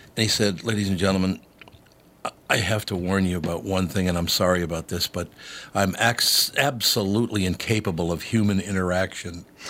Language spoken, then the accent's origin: English; Minneapolis, Minnesota, United States; my neighborhood growing up in North Minneapolis